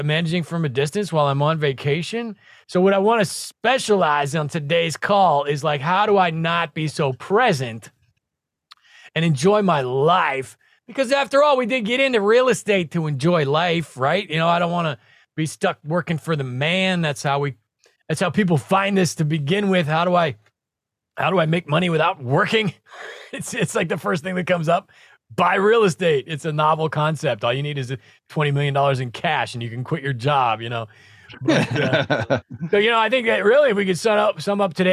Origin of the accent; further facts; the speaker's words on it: Nebraska, United States; I'm from Nebraska